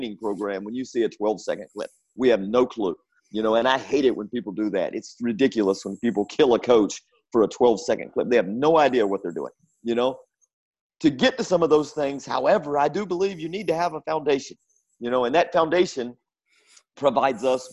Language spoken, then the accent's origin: English; North Carolina, United States; growing up in North Carolina